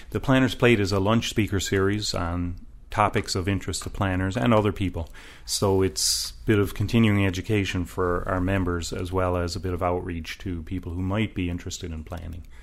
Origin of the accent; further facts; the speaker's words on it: Washington, District of Columbia, United States; I grew up in Georgetown, too